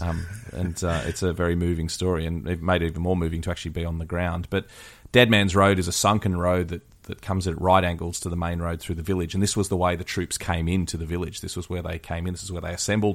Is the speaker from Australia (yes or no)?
yes; Australia; as an Aussie